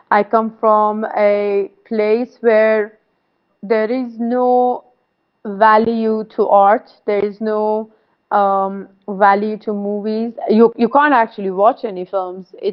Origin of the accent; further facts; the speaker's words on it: Saveh, Markazi, Iran; born there; English is a second language; i wasn't born in tehran uh, i was born in Saveh Saveh is a very small city uh, near like uh, how many hours from Tehran?